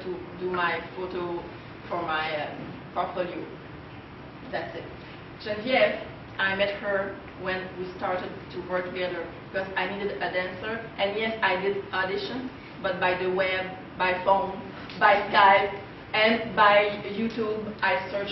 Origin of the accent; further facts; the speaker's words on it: Terrebonne, Quebec, Canada; I grew up in Terrebonne, where a lot of trees and a river.